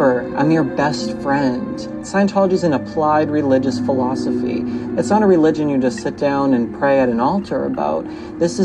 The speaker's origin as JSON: {"language": "English", "town": "Boston", "region": "Massachusetts", "country": "United States", "tie": "born or raised there", "moved": "yes", "lives_now": "Los Angeles, United States", "said": "I grew up in Boston, small town boy"}